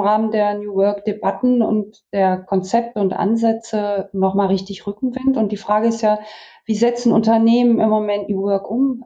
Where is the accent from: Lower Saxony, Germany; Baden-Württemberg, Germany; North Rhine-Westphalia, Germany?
Lower Saxony, Germany; Vechta district; moved away; ich bin in meinem Heimatdorf tatsächlich aufgrund der Corona-Pandemie seit drei Wochen festgesetzt und im Kreis Fechter und sitze bei uns in der Küche in meinem Elternhaus